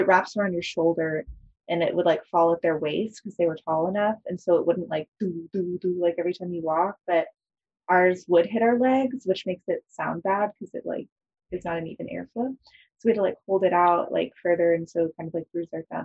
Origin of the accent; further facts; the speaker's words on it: Texas, United States; moved away as an adult; now in New York, United States; I grew up in Texas too